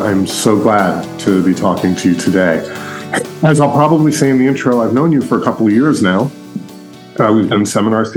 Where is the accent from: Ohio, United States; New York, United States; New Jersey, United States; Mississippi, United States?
New York, United States; Long Island; now in Brooklyn, United States; I grew up on Long Island